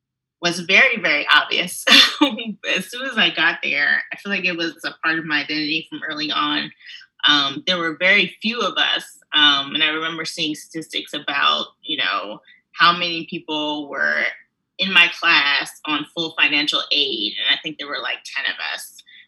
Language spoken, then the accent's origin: English; Trenton, New Jersey, United States; moved away as an adult; also born or lived in Philadelphia, Pennsylvania / Great Falls, South Carolina / Durham, North Carolina; I'm from Trenton, New Jersey originally, though my family and I moved around quite a bit, you know, always in search of more stability and better economic opportunities.